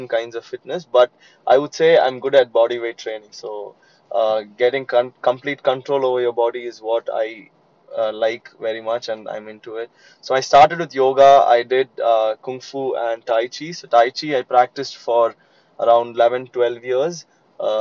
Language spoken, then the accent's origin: English; Chennai, Tamil Nadu, India; I'm from Chennai